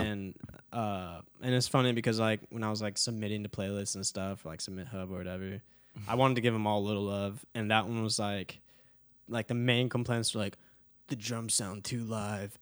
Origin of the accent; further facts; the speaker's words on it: Dallas, Texas, United States; also born or lived in California; now in Nashville, United States; I moved to Dallas when I was, like, six.